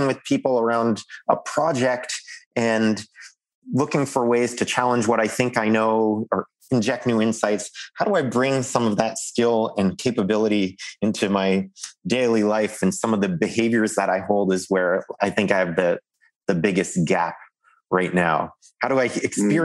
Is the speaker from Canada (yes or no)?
yes; Canada; as a Canadian loudmouth